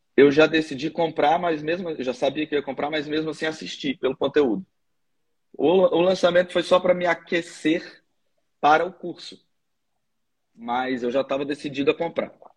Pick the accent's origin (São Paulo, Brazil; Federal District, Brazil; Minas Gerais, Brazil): Federal District, Brazil; Brasília; eu sou de Brasília também